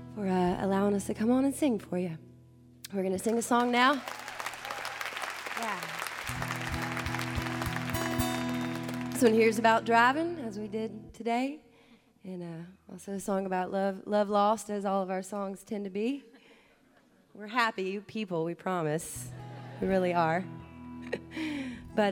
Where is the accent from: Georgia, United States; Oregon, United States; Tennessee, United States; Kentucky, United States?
Tennessee, United States; Memphis; now in Texas, United States; I'm originally from Memphis